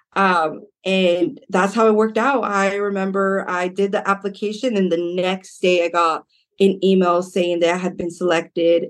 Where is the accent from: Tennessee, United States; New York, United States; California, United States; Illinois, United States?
California, United States; Modesto; I grew up in South Side of Modesto.